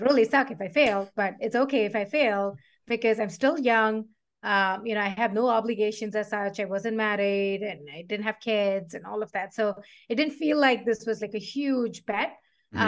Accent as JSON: {"language": "English", "region": "South India", "country": "India", "tie": "born or raised there", "said": "I grew up in South India"}